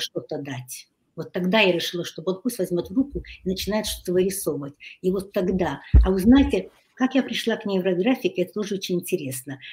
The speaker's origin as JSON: {"language": "Russian", "region": "Kyiv", "country": "Ukraine", "tie": "born or raised there", "moved": "as an adult", "lives_now": "Hungary", "said": "Я родилась в Киеве. Mm-hmm. И, э, училась э, в киевском э, китайском интернате. Я выросла"}